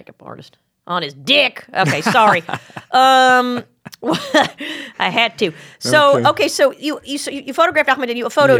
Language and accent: English; Australia; I'll wait. I'm Australian.